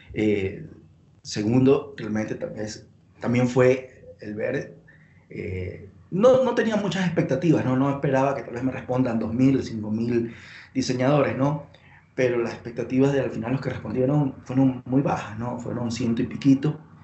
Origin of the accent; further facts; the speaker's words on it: Guayaquil, Guayas, Ecuador; moved away as an adult; now in Quito, Ecuador; yo soy de Guayaquil, de la costa de Ecuador